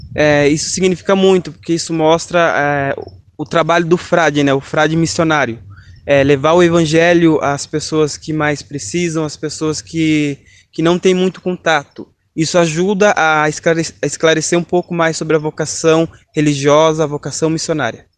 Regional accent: Piedade, São Paulo, Brazil; sou da cidade de Piedade, interior de São Paulo

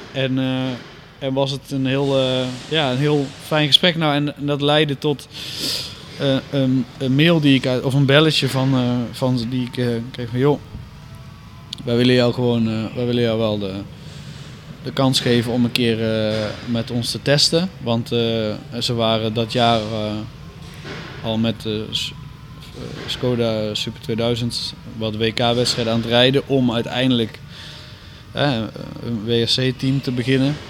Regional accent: Netherlands; ik kom uit Nederland

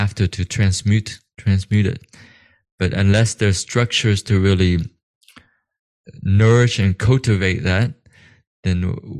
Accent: United States; I was also growing up in America, conditioned by the view of God

